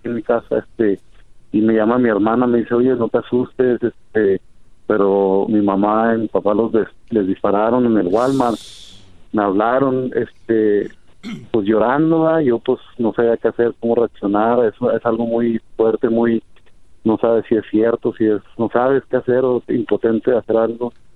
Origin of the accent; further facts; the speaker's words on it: Mexico; now in Denver, United States; nosotros los mexicanos